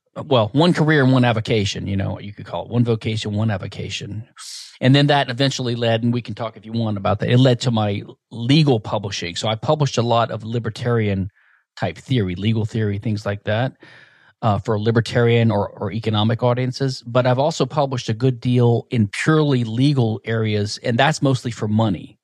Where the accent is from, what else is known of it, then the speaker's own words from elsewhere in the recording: Louisiana, United States; I was basically from Louisiana, from a, a small town, rural area